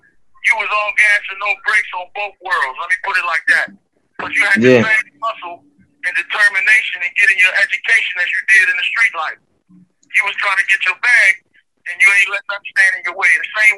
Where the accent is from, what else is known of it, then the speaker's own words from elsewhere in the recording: Maryland, United States; they knew that I was from Maryland